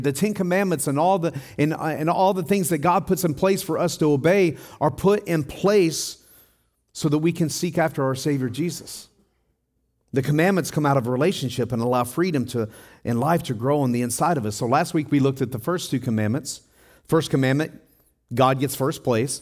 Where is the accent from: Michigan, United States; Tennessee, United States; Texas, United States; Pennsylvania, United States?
Tennessee, United States; moved away; also born or lived in Denver, Colorado; I'm from Tennessee